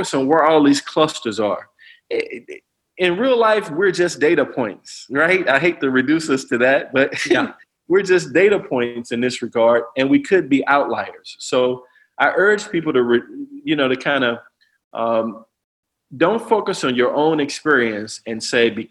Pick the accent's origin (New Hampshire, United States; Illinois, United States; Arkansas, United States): Illinois, United States; East St. Louis; I'm from East St. Louis, you know, one of the most challenging places to grow up in America